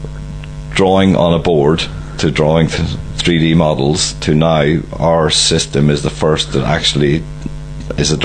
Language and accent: English; County Donegal, Ireland; moved away as an adult; also born or lived in Dundee / United Kingdom; growing up in Donegal